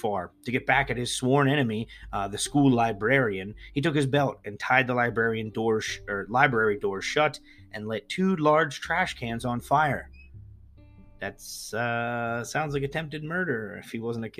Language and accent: English; East Coast, United States; places where I grew up in the East Coast